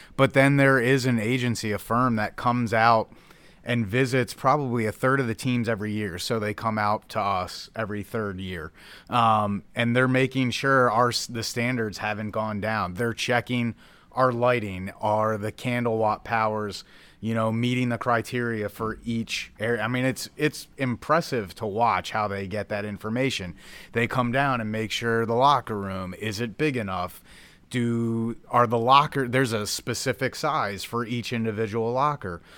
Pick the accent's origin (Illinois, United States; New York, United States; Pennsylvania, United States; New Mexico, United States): Pennsylvania, United States; Philadelphia; moved away; I grew up in Philadelphia, so I'm a diehard Phillies fan at heart